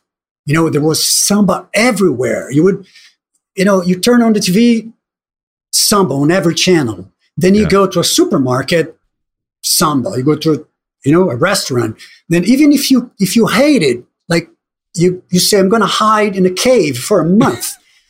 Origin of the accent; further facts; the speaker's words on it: Brazil; You know, as you said, growing up in Brazil, and I'm sure things are different now